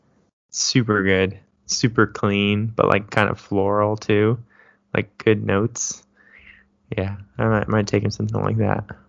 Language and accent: English; Davis, California, United States; moved away; growing up in Davis